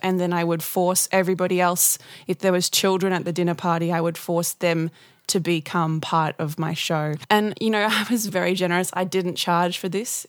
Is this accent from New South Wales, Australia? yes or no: no; Gladstone, Queensland, Australia; I come from Gladstone in central Queensland